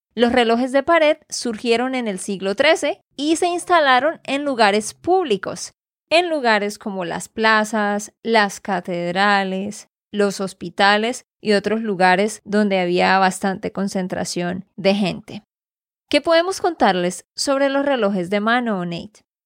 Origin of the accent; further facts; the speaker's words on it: Santander, Colombia; de Santander, Colombia